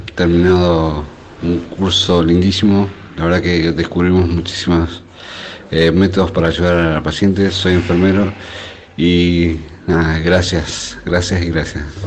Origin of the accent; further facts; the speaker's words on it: Neuquén, Argentina; soy eh, de Neuquén Capital